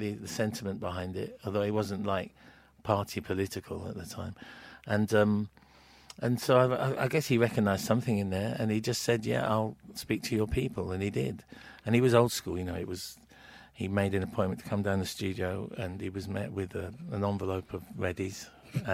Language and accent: English; King's Lynn, East of England, United Kingdom; where I grew up in Kings Lynn in the sort of mid-70s was like a bit of a soul town